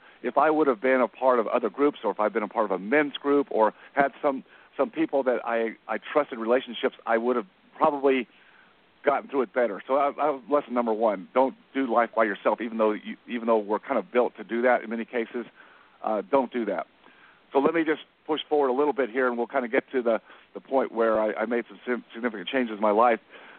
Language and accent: English; Dallas, Texas, United States; I come from Dallas, so I took a different route.